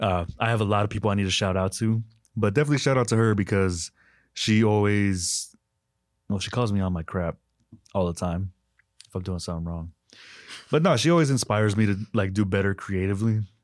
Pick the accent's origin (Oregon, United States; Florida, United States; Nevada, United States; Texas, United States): Texas, United States; Winters; moved away; I'm from Winters, Texas, very small town